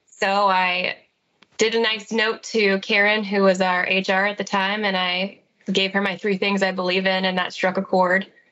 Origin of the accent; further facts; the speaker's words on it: Fort Wayne, Indiana, United States; I was born and raised in Fort Wayne, Indiana